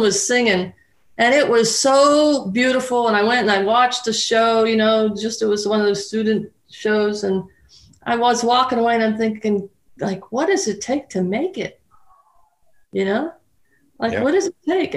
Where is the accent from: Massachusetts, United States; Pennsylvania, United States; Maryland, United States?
Pennsylvania, United States; Pittsburgh; I grew up in Pittsburgh